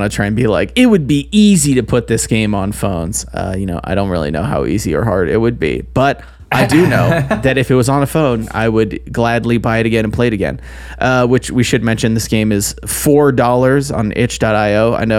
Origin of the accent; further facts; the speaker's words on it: Utah, United States; I grew up in Utah, but I also still live in Utah, yes. And I have family in Idaho.